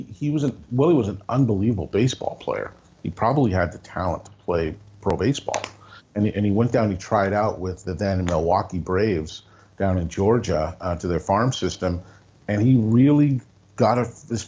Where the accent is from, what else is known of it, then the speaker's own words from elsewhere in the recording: Sault Ste. Marie, Ontario, Canada; also born or lived in Chicago, Illinois, United States; I grew up, I moved from Chicago to St. Marie, Ontario, when I was 5 years old, so 1970